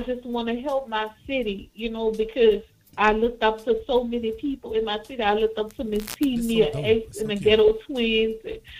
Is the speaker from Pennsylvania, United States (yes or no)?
no; New Orleans, Louisiana, United States; I'm from New Orleans